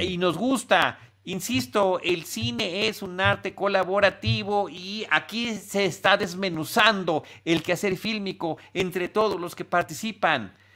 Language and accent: Spanish; Mexico; como mexicano, como ciudadano global, por, supuesto, pero como mexicano